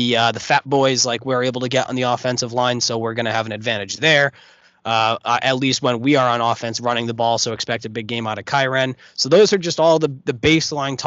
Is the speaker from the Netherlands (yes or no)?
no; Rhode Island, United States; I grew up in Rhode Island. I went to college in Rhode Island